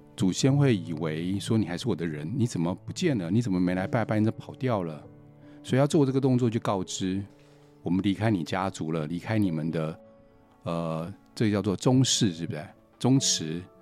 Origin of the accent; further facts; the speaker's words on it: Taiwan; 我是台湾人嘛